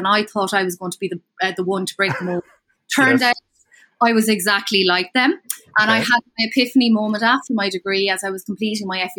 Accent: Kilkenny, Leinster, Ireland; I'm originally from Kilkenny. Very proud Kilkenny woman.

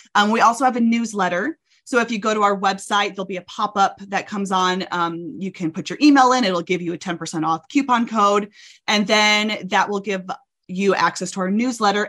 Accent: Arkansas, United States; moved away as an adult; now in Utah, United States; I'm from Arkansas. My whole family is in Texas and Arkansas. And I moved out to Utah um, for college and have never left

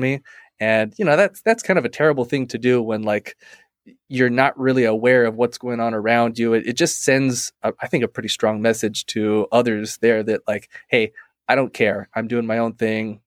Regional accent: Hawaii, United States; now in Arizona, United States; I'm from Hawaii. I born and raised there.

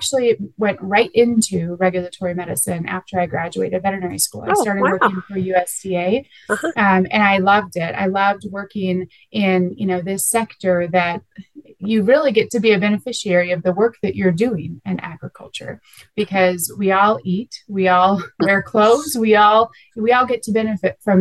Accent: Minnesota, United States; now in Colorado, United States; I'm actually originally from Minnesota, so not a Colorado native, but I do love it out here in Colorado.

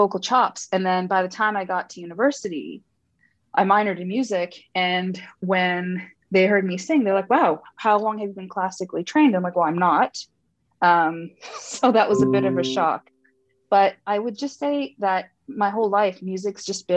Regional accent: Montreal, Quebec, Canada; also born or lived in Sri Lanka / Toronto; I was born in Sri Lanka, immigrated to Montreal for a good chunk of my life, then to Toronto

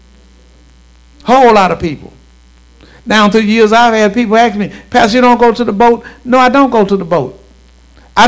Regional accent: Shreveport, Louisiana, United States; I'm from Southeast Shreveport. I'm from Stony Hill.

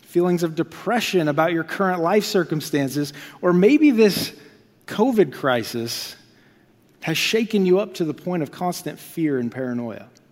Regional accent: Iowa, United States; moved away as an adult; also born or lived in Dallas, Texas; now in Topeka, United States; I come from Iowa

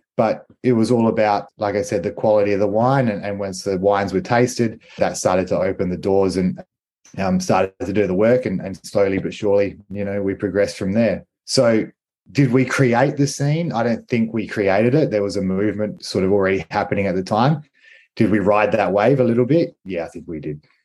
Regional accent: Riverland, South Australia, Australia; I grew up in the Riverland. I was born and raised in the Riverland and in the wine industry.

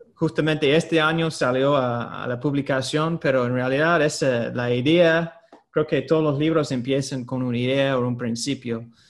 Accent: United States; moved away; Yo soy de Estados Unidos

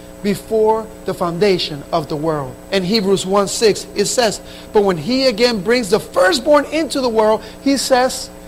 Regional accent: Camden, New Jersey, United States; the Spanish church that I grew up in Camden, New Jersey

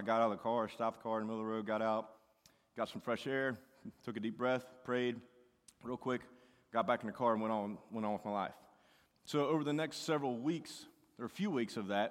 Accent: United States; I grew up in Boone County

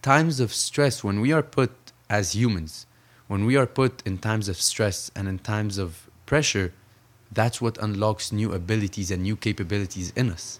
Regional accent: Saudi Arabia; also born or lived in Egypt / New York, United States; now in Los Angeles, United States; I grew up between Saudi Arabia and Egypt

